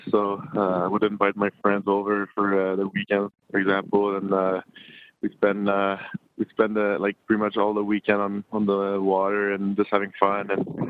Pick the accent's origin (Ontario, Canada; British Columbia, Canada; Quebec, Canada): Quebec, Canada; You know, they didn't have like the best years when I was growing up.